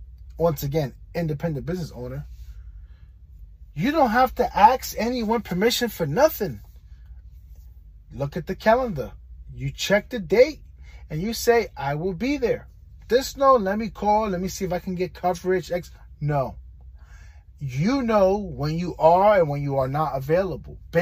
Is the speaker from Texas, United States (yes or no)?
no; New York City, New York, United States; now in Florida, United States; I'm from New York City